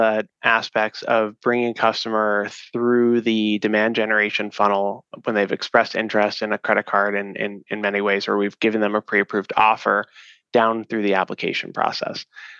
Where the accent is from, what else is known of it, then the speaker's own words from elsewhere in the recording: East Coast, United States; now in Chicago, United States; I'm from the East Coast, so I joke that it's the Midwestern values here. We're based in Chicago, so in the Chicago area.